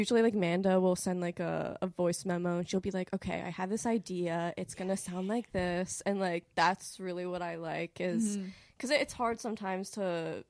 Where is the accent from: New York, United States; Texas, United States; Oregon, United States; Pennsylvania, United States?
Pennsylvania, United States; Lancaster; like, I'm from Lancaster, PA